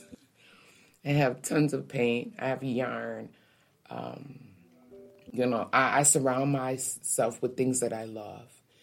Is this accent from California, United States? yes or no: no; New York City, New York, United States; Growing up in New York City